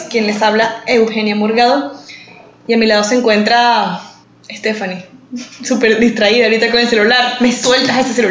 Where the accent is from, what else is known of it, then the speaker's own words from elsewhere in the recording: San Antonio, Venezuela; also born or lived in Caracas, Venezuela; now in United States; yo nací en mi pueblito de San Antonio, con mucho orgullo.